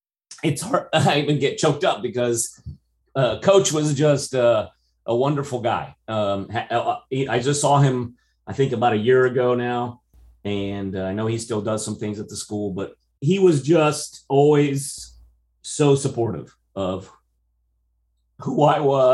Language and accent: English; Brazil; English is a second language; now in United States; Well, I think growing up in American high school in Brazil, I always had this dream of coming to America and being in America. But I will say that it actually, surprisingly, even though I can speak English, you don't detect an accent or anything, but I am Brazilian.